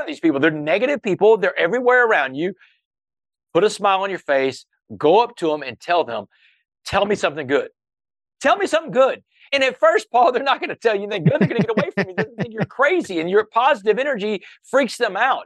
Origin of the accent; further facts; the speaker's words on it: Port Arthur, Texas, United States; when I was a kid growing up in Port Arthur